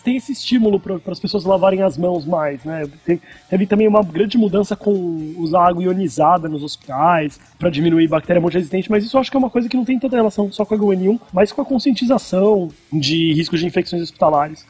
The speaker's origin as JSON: {"language": "Portuguese", "country": "Brazil", "moved": "yes", "said": "porque eu sou brasileiro"}